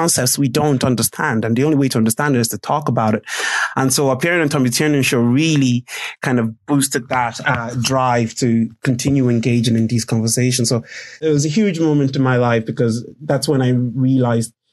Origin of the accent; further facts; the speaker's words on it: Ireland; when I was growing up in Ireland in secondary school.